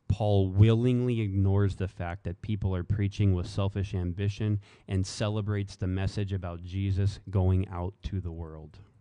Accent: the South, United States; especially in the South, right? Let me pick on all the, the boys from my hometown, right? You know, what are we about? Faith, family, food, football.

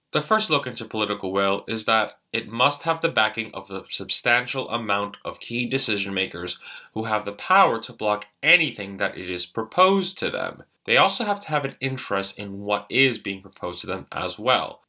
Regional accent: New York, United States; I'm a New Yorker.

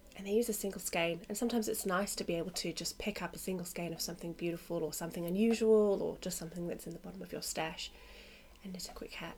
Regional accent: South Africa; also born or lived in London, United Kingdom; now in Australia; I was born in South Africa

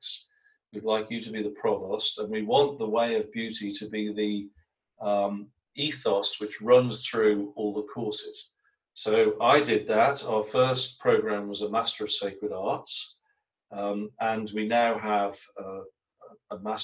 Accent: England, United Kingdom; I was brought up in England

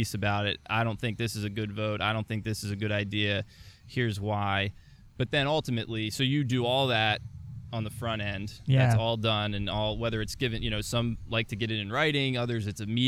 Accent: Delaware, United States; I'm from Delaware.

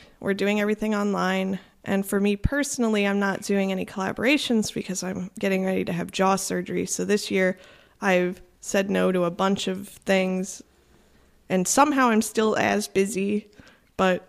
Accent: South Florida, United States; moved away as an adult; also born or lived in Savannah, Georgia; now in Chicago, United States; I grew up in South Florida

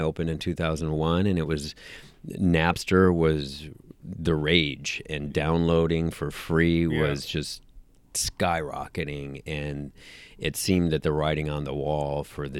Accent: Minneapolis, Minnesota, United States; moved away as an adult; also born or lived in Milwaukee, Wisconsin; I grew up in Minneapolis, worked at a record store in Minneapolis

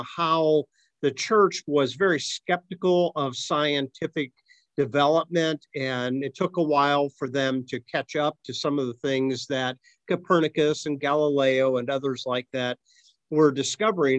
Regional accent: Akron, Ohio, United States; moved away; my hometown of Akron

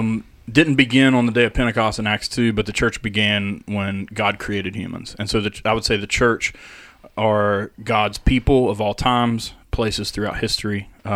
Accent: United States; growing up in Podunk, Lincoln County.

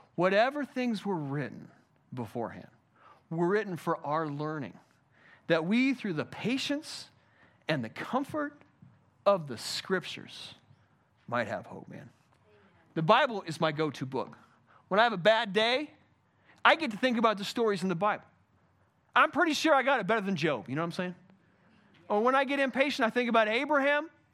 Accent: United States; I'm an American

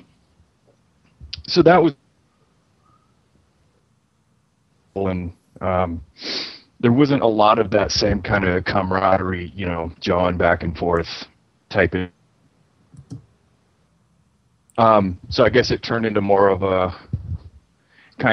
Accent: Baton Rouge, Louisiana, United States; also born or lived in Lake Charles, Louisiana; now in San Diego, United States; I was born in Louisiana, around the I was born in Lake Charles, but kind of grew up around the Baton Rouge area

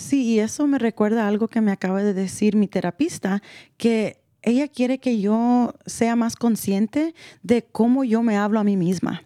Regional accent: El Salvador; yo como salvadoreña

